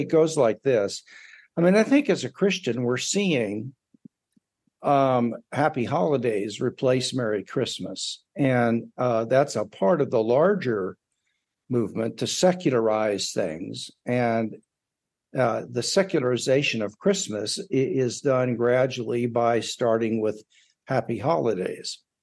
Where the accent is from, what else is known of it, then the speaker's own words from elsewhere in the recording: United States; as an American